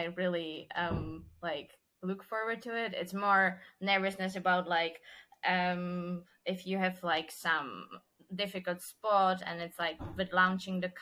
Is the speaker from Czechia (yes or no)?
yes; Czechia; accent: Czech; first language Czech; English is a second language; my mother language is Czech, and then I speak German, English, Spanish, and then Dutch, Portuguese, and now Italian